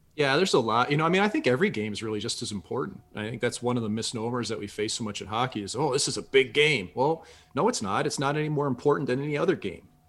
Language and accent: English; St. Louis, Missouri, United States; I was from Saint Louis. Nobody from our city had ever played in the N H L when I was a kid